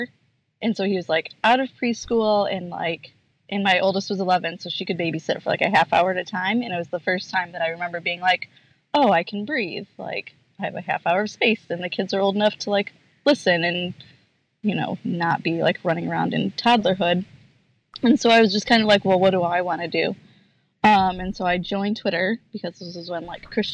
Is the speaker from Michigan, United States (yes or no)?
yes; Michigan, United States; moved away as an adult; now in Charlottesville, United States; I grew up in Michigan, and 5 years ago we moved to Virginia, and about 3 years ago we moved to Charlottesville.